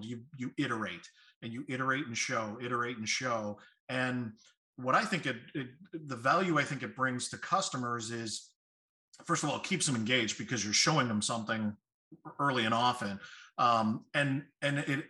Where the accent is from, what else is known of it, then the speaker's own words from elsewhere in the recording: Chicago, Illinois, United States; I'm from Chicago